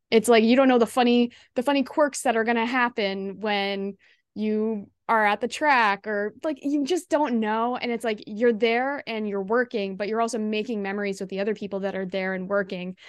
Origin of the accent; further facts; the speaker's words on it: Ottawa, Ontario, Canada; now in Toronto, Canada; I grew up in the Ottawa area